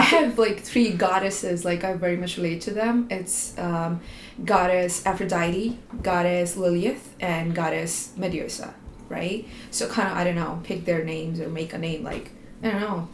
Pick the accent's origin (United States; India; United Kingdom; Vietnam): India; moved away as an adult; now in Canada; I was Indian